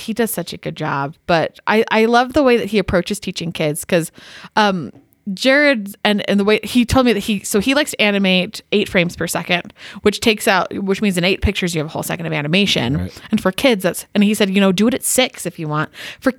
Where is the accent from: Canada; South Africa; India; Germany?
Canada; Which I'm also Canadian.